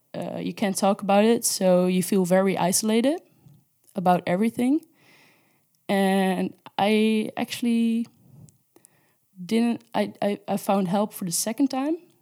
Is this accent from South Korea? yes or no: no; Netherlands; moved away as an adult; now in Spain; I'm from the Netherlands, and I moved to Spain, uh, for an internship